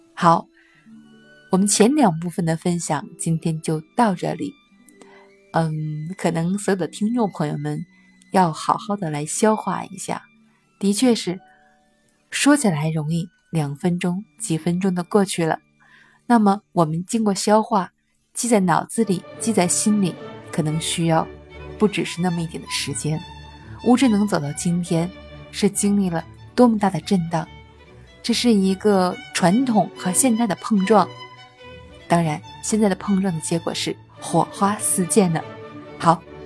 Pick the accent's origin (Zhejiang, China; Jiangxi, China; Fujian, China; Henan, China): Zhejiang, China; Wuzhen; 我是乌镇的党委书记